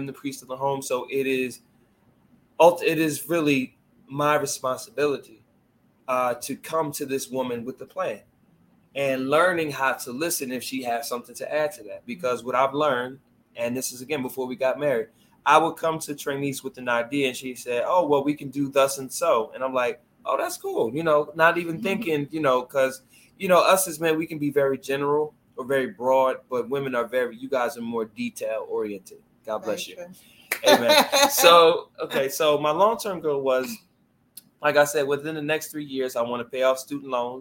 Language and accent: English; Philadelphia, Pennsylvania, United States; I grew up in Southwest Philadelphia my entire life